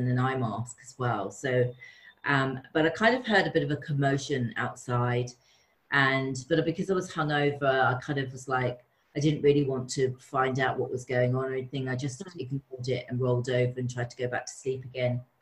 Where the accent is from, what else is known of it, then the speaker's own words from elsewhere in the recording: London, United Kingdom; And I'm from London, so I've always had this little bit of a disconnect living in London because it's such a busy city